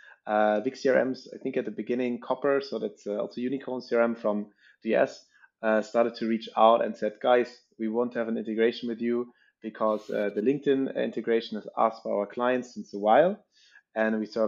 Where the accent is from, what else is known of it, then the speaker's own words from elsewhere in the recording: Northern Germany, Germany; moved away as an adult; now in Paris, France; I'm actually coming from Northern Germany